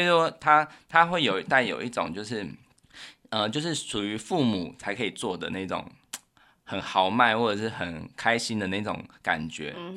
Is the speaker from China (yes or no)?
no; Taiwan; 我们台湾人就是在我们这个小时候会有的